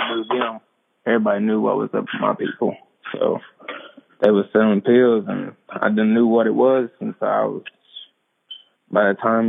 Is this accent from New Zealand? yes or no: no; Cherokee, North Carolina, United States; I'm from Cherokee, North Carolina.